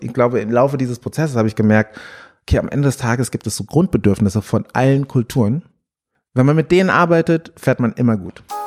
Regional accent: Frankfurt am Main, Hesse, Germany; Ich habe im Frankfurter Ostend gewohnt. Dort bin ich auch groß geworden

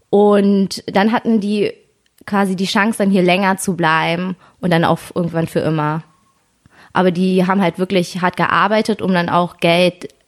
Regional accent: Germany; weil ich bin ja hier in Deutschland aufgewachsen und alle Kinder konnten trotzdem ihren Hobbys nachgehen

